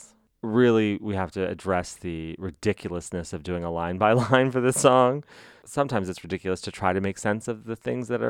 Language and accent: English; New Mexico, United States; I was from New Mexico